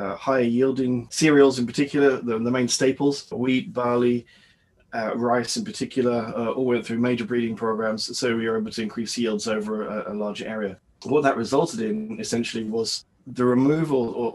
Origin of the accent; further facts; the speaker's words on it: United Kingdom; moved away as an adult; also born or lived in Indonesia / West Africa; now in Canada; I'm British